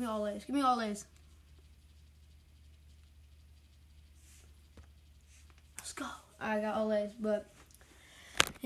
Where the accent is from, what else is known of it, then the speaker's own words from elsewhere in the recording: Wilmington, North Carolina, United States; I'm from Wilmington, North Carolina